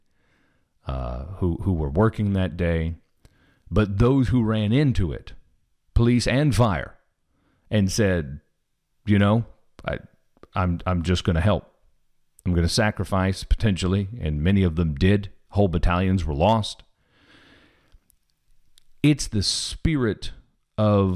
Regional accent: Kansas City, Missouri, United States; I'm from Kansas City, so I'm a Chiefs fan

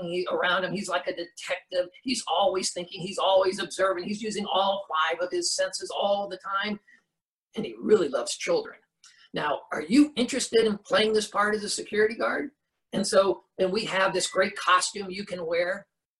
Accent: Orlando, Florida, United States; I grew up in Orlando.

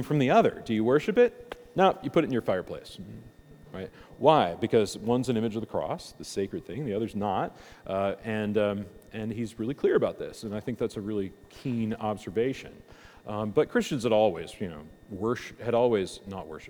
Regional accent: United States; I'm an American

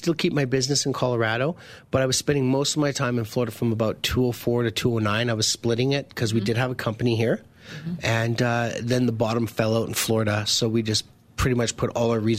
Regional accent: Manitoba, Canada; moved away as an adult; now in United States; So I'm originally from Manitoba, and I was like young entrepreneur in Manitoba.

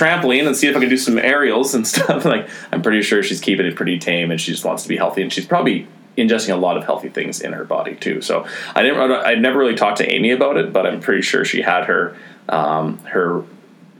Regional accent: Grimshaw, Alberta, Canada; I'm from fucking Grimshaw, Alberta.

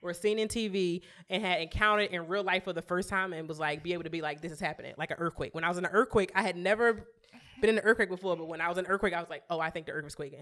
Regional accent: New York, United States; We're from New York.

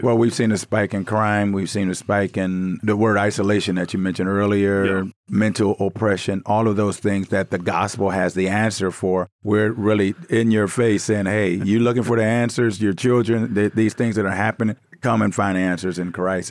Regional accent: Inkster, Michigan, United States; moved away as an adult; also born or lived in Tanzania; now in South Africa; I'm from Inkster, Michigan, right outside of Detroit

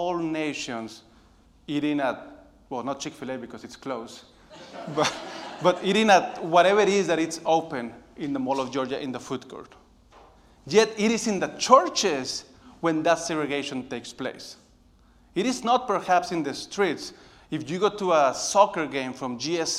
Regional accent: Monterrey, Nuevo León, Mexico; moved away as an adult; now in United States; I was born in Monterrey, Mexico

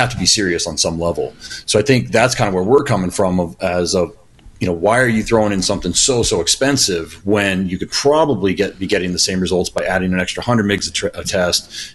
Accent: United States; being an American

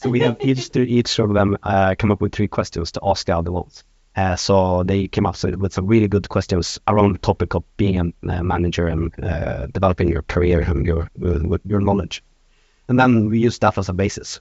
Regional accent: Norrland, Sweden; now in Stockholm, Sweden; I come from north of Sweden. I've uh, been living in Stockholm for the last 20 years

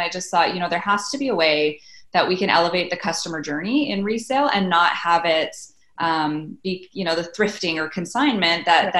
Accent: Canada; So it just never really made sense as a Canadian consumer.

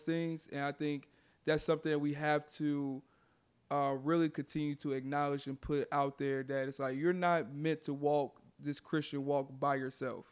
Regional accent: Houston, Texas, United States; my hometown here in Houston

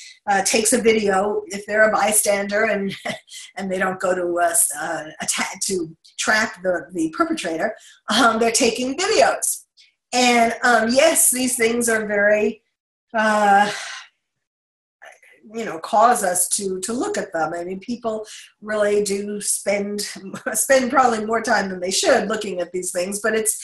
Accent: New York City, New York, United States; having been born and bred in New York

